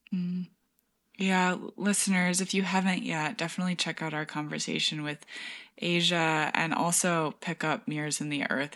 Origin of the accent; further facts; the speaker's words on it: Marshall, Michigan, United States; now in New York, United States; We went to Marshall, which is my hometown in Michigan